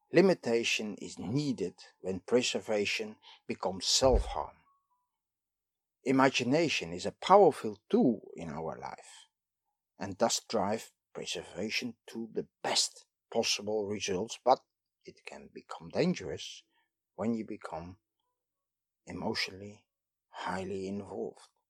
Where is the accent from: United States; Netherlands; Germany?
Netherlands; I am from the Netherlands